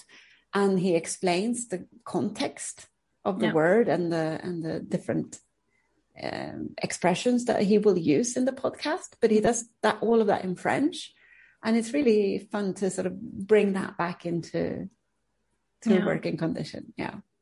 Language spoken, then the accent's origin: English; Uppsala, Uppsala County, Sweden; English is a second language; moved away as an adult; also born or lived in United Kingdom; I'm from Uppsala, which is mm-hmm. a big university city